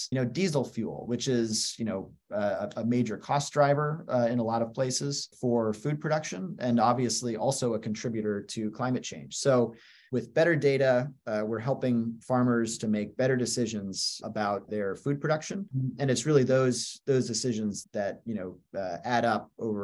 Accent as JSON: {"language": "English", "area": "Western United States", "region": "the Rockies", "country": "United States", "tie": "born or raised there", "moved": "yes", "lives_now": "Washington, D.C., United States", "said": "I spent a lot of time growing up in the Western United States, in the Rockies."}